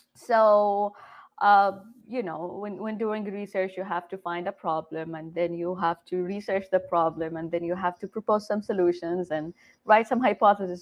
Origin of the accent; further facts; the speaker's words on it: Jeddah, Makkah Province, Saudi Arabia; first language Arabic; English is a second language; moved away as an adult; now in United States; I am originally from Jeddah, Saudi Arabia. I came to the U.S. almost exactly 10 years ago, right after high school